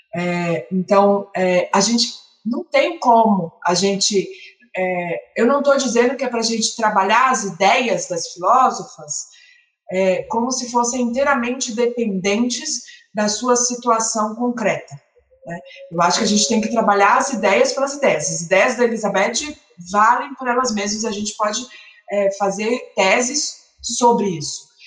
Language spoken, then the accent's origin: Portuguese; Salvador, Bahia, Brazil; eu sou de Salvador